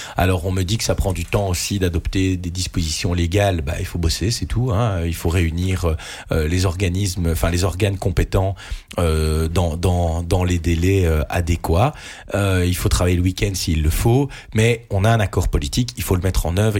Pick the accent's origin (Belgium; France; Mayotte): Belgium; Mons, Wallonia; moi, je suis un Montois qui vit à Mons